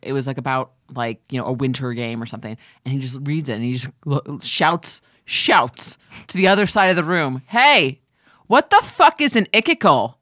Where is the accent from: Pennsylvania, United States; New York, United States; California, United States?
New York, United States; now in Los Angeles, United States; we're both from New York, we're both from the East, East Coast, so my family is, uh, on, on the East Coast